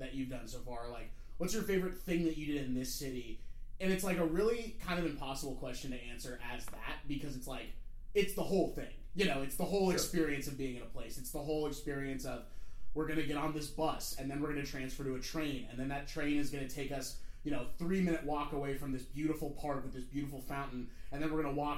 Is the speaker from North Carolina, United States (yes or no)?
no; Portland, Oregon, United States; moved away as an adult; also born or lived in Southern California; I grew up in Portland, Oregon, the Pacific Northwest